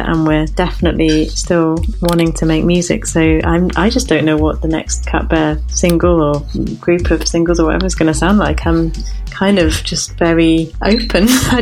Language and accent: English; United Kingdom; we're British